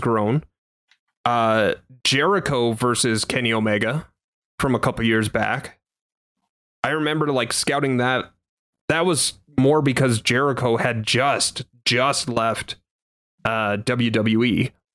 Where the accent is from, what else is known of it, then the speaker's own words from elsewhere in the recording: Canada; being a Canadian